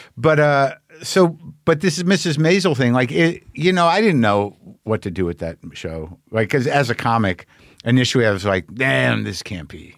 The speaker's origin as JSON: {"language": "English", "town": "Albuquerque", "region": "New Mexico", "country": "United States", "tie": "born or raised there", "said": "I grew up in New Mexico. People were, my people are from Jersey."}